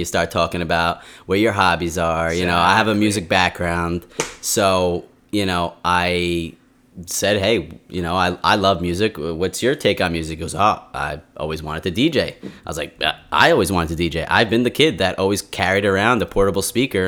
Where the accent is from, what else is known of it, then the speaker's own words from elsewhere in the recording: New York City, New York, United States; I'm from Brooklyn